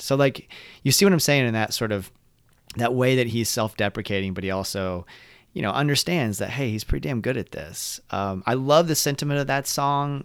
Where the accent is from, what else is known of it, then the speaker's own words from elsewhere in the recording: Orlando, Florida, United States; we're from the Orlando area